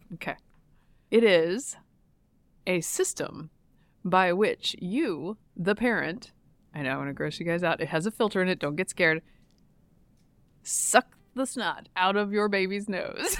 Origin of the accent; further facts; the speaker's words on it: Durham, North Carolina, United States; I'm from Durham